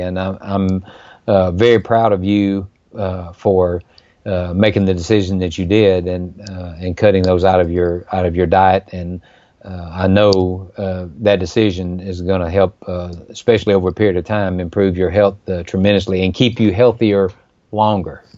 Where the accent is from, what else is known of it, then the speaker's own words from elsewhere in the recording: Mississippi, United States; from my home state of Mississippi